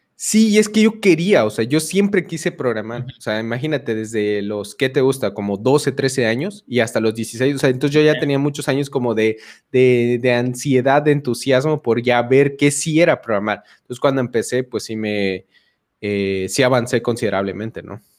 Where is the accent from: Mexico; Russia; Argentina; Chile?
Mexico; Chiapas; also born or lived in Mexico City; de la Ciudad de México. Ahí nací, pero toda mi vida he vivido en Chiapas.